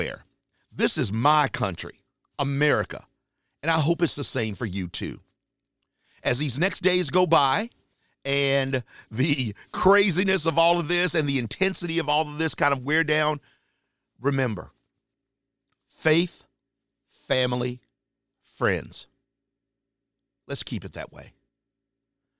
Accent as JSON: {"language": "English", "town": "Charlotte", "region": "North Carolina", "country": "United States", "tie": "born or raised there", "said": "my hometown area, Charlotte, North Carolina."}